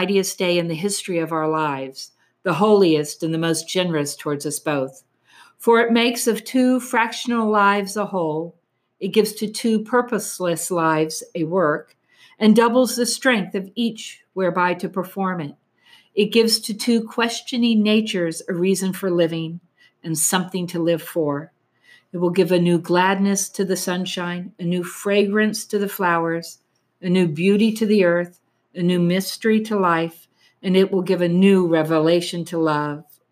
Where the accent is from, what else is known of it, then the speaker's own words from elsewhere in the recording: New Jersey, United States; we're from New Jersey